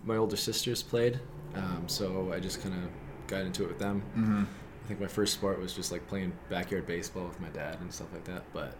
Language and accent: English; Rockford, Michigan, United States; 27 years old. I'm from Rockford, Michigan.